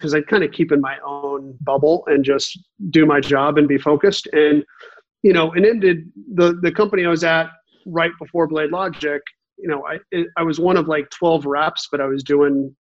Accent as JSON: {"language": "English", "town": "Kansas City", "region": "Missouri", "country": "United States", "tie": "born or raised there", "moved": "as an adult", "lives_now": "San Francisco Bay Area, United States", "said": "I grew up in Kansas City, went to the University of Missouri"}